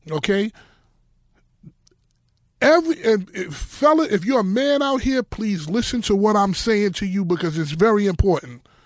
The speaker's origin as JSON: {"language": "English", "town": "Harlem", "region": "New York", "country": "United States", "said": "I'm I'm from Harlem. We don't do the bare feet."}